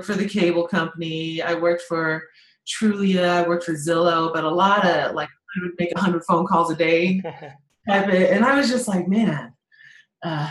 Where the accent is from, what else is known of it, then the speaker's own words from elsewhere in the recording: Colorado Springs, Colorado, United States; I'm from Colorado Springs, Colorado. I am like a regular kid.